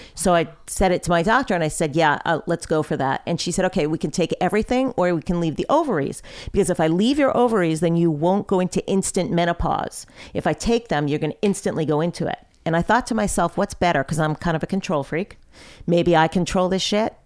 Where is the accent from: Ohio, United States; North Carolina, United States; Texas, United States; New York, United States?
New York, United States; Long Island; I grew up on Long Island